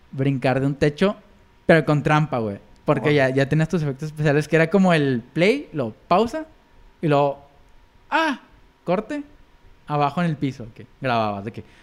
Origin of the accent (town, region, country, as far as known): Mexico